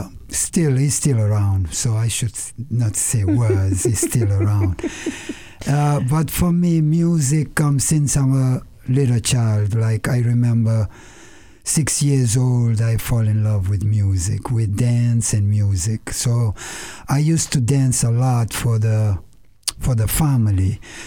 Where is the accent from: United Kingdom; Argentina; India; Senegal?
Senegal; moved away; I grew up in West West Africa, Senegal, born and raised. There, my parents came from the 10 island of Cabo Verde, was like 2 hours from Senegal.